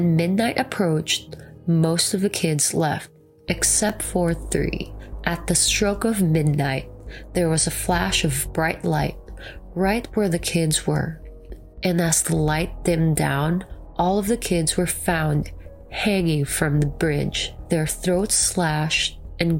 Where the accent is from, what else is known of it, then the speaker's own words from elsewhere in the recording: Philippines; now in United States; I'm actually from the Philippines